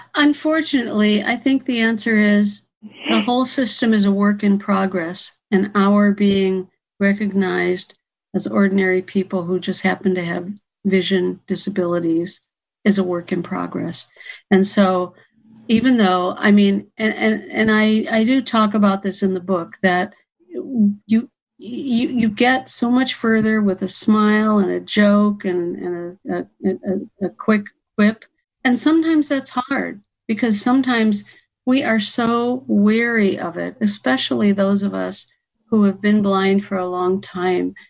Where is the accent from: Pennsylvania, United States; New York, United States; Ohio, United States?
Ohio, United States; moved away as an adult; now in Florida, United States; I'm from Ohio. I've only been in Florida for a few years